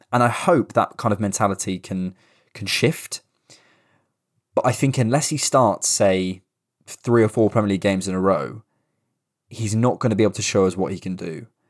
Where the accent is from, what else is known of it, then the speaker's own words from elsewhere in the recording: Bournemouth, South West England, United Kingdom; I'm from Bournemouth